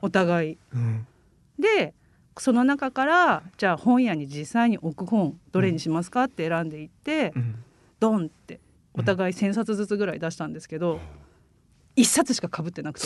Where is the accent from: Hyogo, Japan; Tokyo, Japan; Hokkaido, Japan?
Hokkaido, Japan; now in Saga, Japan; 私も北海道出身なんですけど、うん、北海道の田舎で育ってて